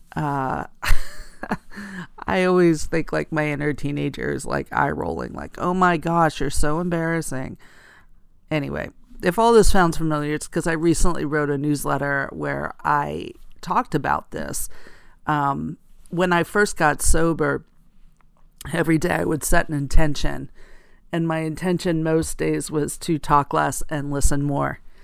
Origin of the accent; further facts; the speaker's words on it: rural area outside of Allentown, Pennsylvania, United States; I grew up in eastern Pennsylvania in a rural area outside of Allentown, Pennsylvania